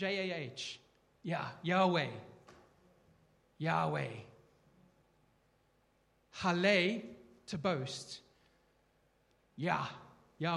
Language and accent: English; South Africa; I'm South African